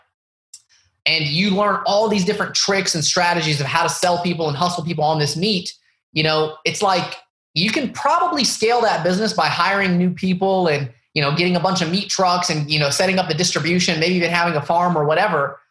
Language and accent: English; the Bible Belt, United States; Palestinian family growing up in the Bible Belt, where there's basically a huge Mexican population, no Arabs anywhere.